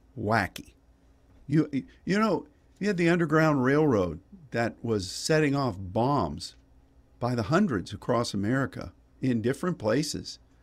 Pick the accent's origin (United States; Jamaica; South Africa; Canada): United States; Pittsburgh, Pennsylvania; when I grew up in Pittsburgh